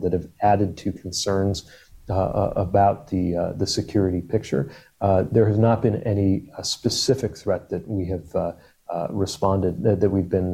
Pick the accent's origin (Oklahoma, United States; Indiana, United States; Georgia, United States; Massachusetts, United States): Indiana, United States; South Bend; I come from the industrial Midwest. My hometown of South Bend was home to Local 5 and Local 9